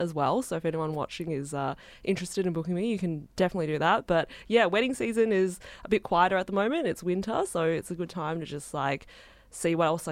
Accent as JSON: {"language": "English", "country": "Australia", "tie": "born or raised there", "said": "I grew up in Australia, but my background is Chinese"}